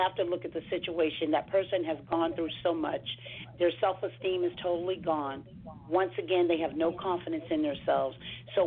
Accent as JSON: {"language": "English", "area": "Hampton Roads", "region": "Virginia", "country": "United States", "moved": "yes", "lives_now": "Northern Virginia, United States", "said": "I am from the Hampton Roads area"}